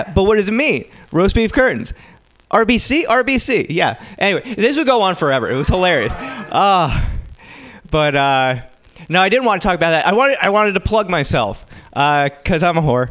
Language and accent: English; New Jersey, United States; now in San Francisco, United States; I come from New Jersey